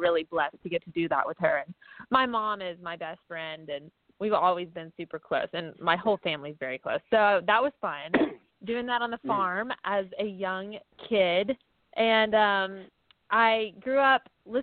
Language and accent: English; Little Rock, Arkansas, United States; also born or lived in Ferndale, Arkansas; I'm from Little Rock, Arkansas, technically Ferndale, but Ferndale is so small that our mail even says Little Rock